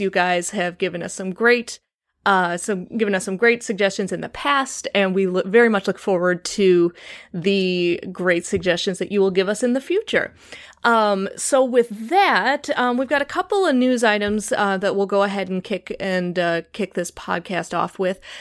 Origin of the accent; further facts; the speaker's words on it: Chicago, Illinois, United States; accent: Chicago; my Chicago accent